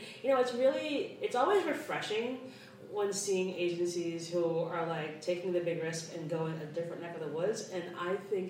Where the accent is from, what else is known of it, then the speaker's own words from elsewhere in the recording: New York, United States; I am from New York